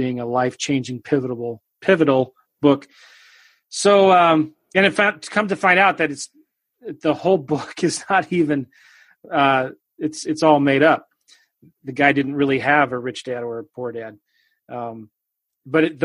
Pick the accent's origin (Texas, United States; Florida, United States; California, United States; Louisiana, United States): California, United States; Southern; moved away as an adult; also born or lived in Iowa / Kansas City; I was raised in California, Southern California